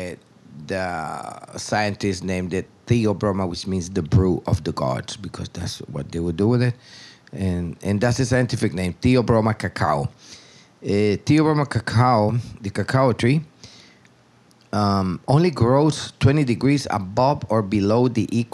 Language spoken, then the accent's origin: English; Tegucigalpa, Francisco Morazán, Honduras; moved away as an adult; now in Roatan, Honduras; I was born in Tegucigalpa, which is the capital of Honduras, many years ago.